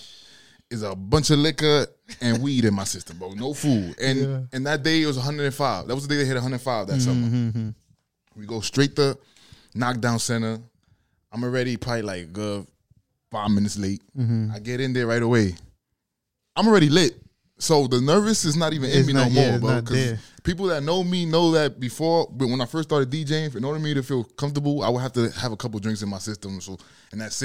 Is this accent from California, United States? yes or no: no; New York City, New York, United States; also born or lived in Fordham; Born and raised in Harlem, though, all my life